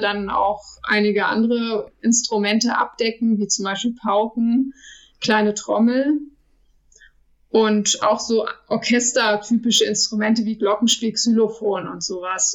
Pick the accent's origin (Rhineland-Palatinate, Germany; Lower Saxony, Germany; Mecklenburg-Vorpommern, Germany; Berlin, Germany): Lower Saxony, Germany; Lüchow; now in Kaiserslautern, Germany; Lüchow ist meine Heimat. Ich liebe Lüchow.